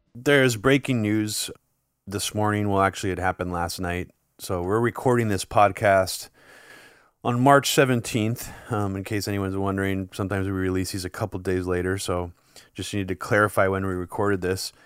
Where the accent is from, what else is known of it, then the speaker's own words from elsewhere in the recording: United States; growing up in the United States